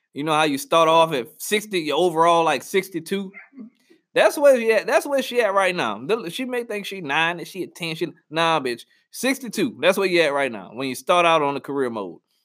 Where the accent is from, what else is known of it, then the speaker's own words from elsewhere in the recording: New Orleans, Louisiana, United States; moved away; I'm from New Orleans